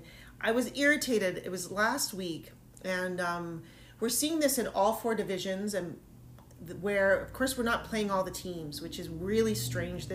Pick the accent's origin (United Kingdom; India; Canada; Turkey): Canada; Saskatoon, Saskatchewan; accent: Canadian; My home province, I might add. Born in Saskatoon, Saskatchewan. There's my little Canadian accent there.